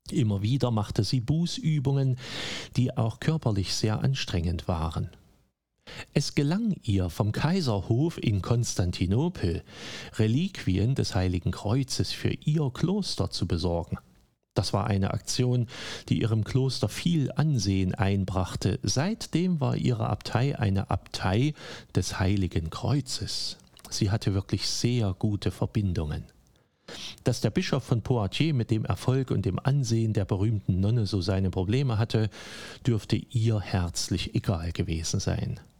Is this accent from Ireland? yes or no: no; Thuringia, Germany; born there; freue ich mich doch als gebürtiger Thüringer, dass zur Frühgeschichte dieses Bundeslandes so eine Frau gehört.